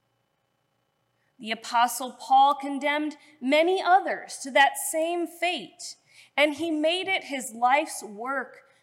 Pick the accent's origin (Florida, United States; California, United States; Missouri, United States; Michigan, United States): Missouri, United States; St. Louis; moved away as an adult; now in Cincinnati, United States; I grew up in St. Louis